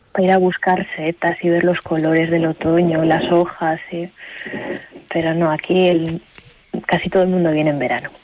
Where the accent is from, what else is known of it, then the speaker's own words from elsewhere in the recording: Aguilar de Campoo, Castile and León, Spain; moved away as an adult; also born or lived in Ireland; yo soy de Aguilar, hay que decir que soy de Aguilar